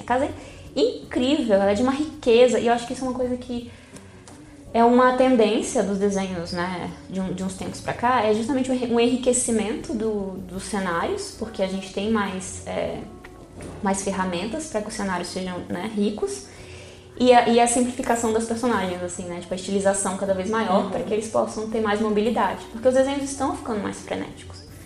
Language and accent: Portuguese; Brazil; Eu como brasileira